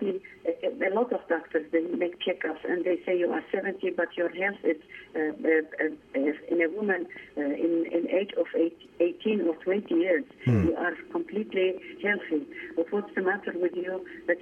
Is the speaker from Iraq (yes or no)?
yes; Iraq; moved away as an adult; now in Austria; I am Armenian from Iraq, but settled in Austria since